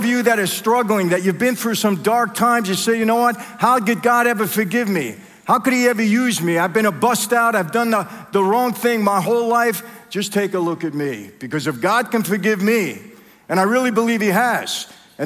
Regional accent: New York City, New York, United States; I grew up in Brooklyn.

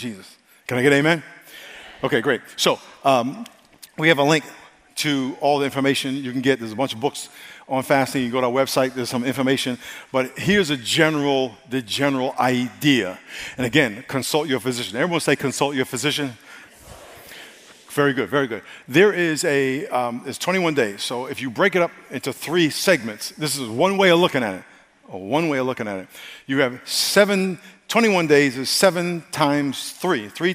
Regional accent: United States; I'm American

